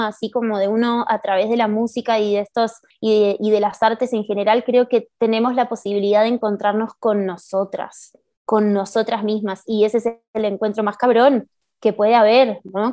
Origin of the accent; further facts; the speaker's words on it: Buenos Aires, Argentina; moved away as an adult; now in Mexico City, Mexico; yo nací en Buenos Aires y vivo sí, acá en Ciudad de México hace cinco años